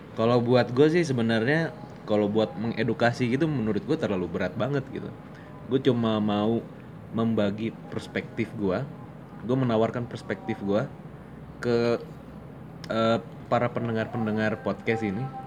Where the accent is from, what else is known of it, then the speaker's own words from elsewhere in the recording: Banjarmasin, South Kalimantan, Indonesia; moved away as an adult; also born or lived in Bandung; gue dulu SMA di Kalimantan, Banjarmasin